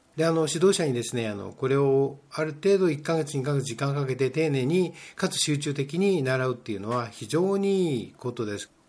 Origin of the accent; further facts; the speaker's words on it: Japan; 日本人の中で、まあ、ノンネイティブですよね英語のネイティブじゃない我々が